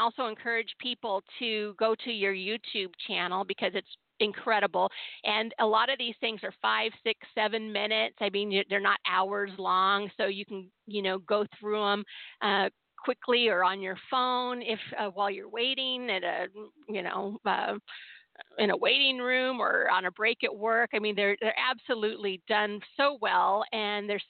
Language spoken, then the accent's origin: English; Southern California, United States; I grew up in Southern California